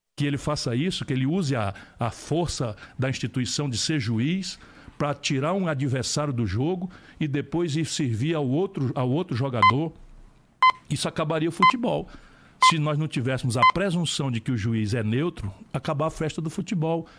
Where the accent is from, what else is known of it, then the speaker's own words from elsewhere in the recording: Brazil; como brasileiro, como eleitor, como cidadão